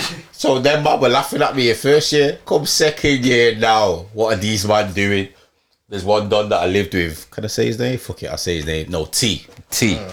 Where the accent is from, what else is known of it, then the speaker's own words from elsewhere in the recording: Leeds, Yorkshire and the Humber, United Kingdom; because remember I came from Leeds to Chester for uni